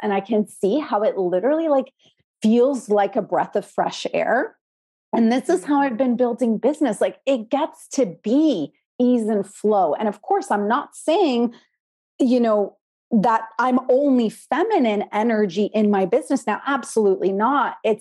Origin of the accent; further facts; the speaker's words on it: Canada; also born or lived in Poland; I was born in Poland, came to Canada as a Polish immigrant when I was 6 years old